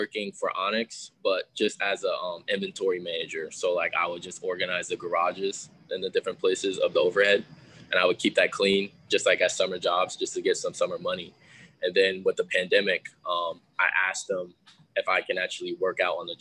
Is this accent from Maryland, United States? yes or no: no; Seattle, Washington, United States; we're both from the Northwest.